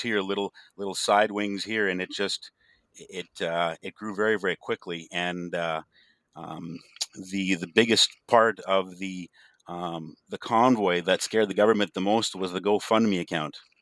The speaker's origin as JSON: {"language": "English", "country": "Canada", "tie": "born or raised there", "also_born_or_lived": "western Canada", "said": "I'm living back in my hometown, uh, raised my family"}